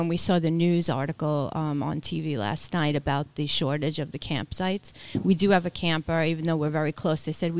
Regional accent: New York City, New York, United States; moved away as an adult; now in Lehigh Valley, United States; We're from originally. Queens, we've been living here for a year now.

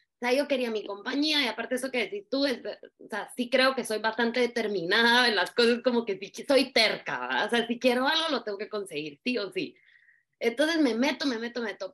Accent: Guatemala; moved away as an adult; also born or lived in New York / Russia / Italy / Spain; Soy guatemalteca

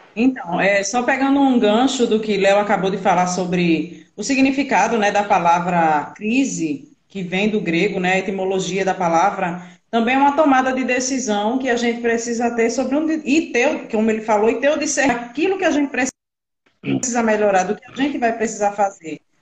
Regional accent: Brazil; Sou daqui de Tapsoma, todo mundo me conhece.

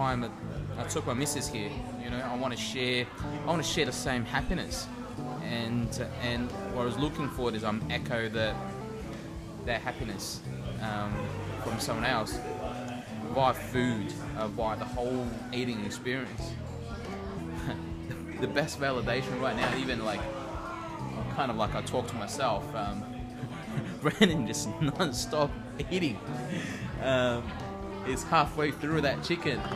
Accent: Sydney, New South Wales, Australia; I grew up in Marrickville Valley Chill in the 90s

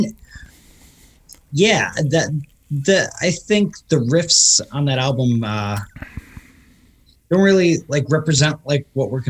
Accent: Westchester, New York, United States; now in Beacon, United States; I grew up in Westchester area, which is probably half hour south of where I am now.

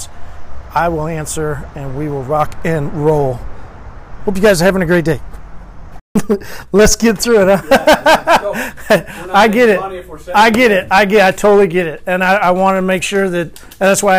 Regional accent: Oklahoma, United States; accent: Oklahoma drawl; also born or lived in Arkansas; I'm from Oklahoma

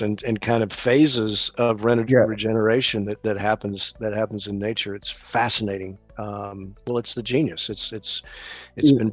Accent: American South, United States; as an American Southerner, I like hmm. my collards

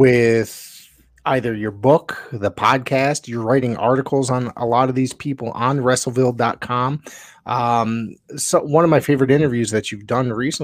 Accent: Connecticut, United States; I'm from Connecticut. I grew up watching wrestling from Texas on ESPN every day with World Class, you know?

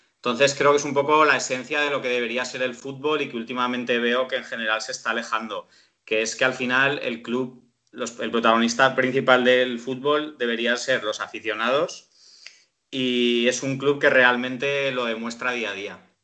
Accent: Zaragoza, Aragon, Spain; yo soy de Zaragoza

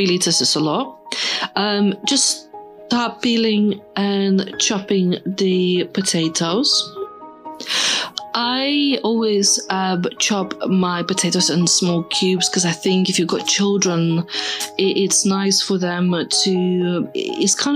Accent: Lithuania; I'm from Lithuania. You know, when I was growing up, we're fairly poor

